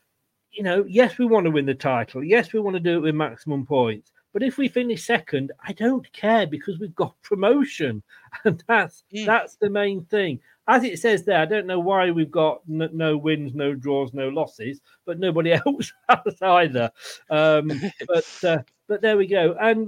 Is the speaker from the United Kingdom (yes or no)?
yes; Leicester, East Midlands, United Kingdom; Where I grew up in Leicester.